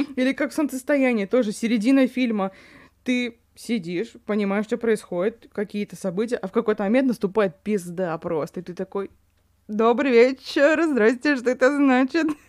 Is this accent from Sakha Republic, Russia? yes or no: yes; Yakutia, Sakha Republic, Russia; я из Якутии